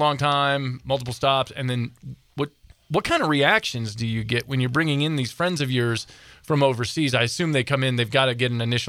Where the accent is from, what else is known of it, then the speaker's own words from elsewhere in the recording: Midwest, United States; moved away; I'm originally from the Midwest.